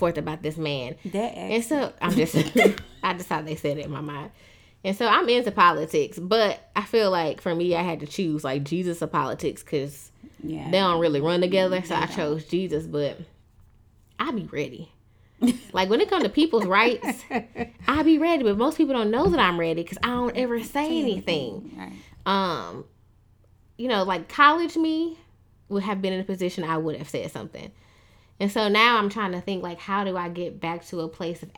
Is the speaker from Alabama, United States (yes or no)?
yes; Tuscaloosa, Alabama, United States; moved away; also born or lived in Michigan; I was born in Michigan, but I grew up after, you know, I left there in Tuscaloosa, Alabama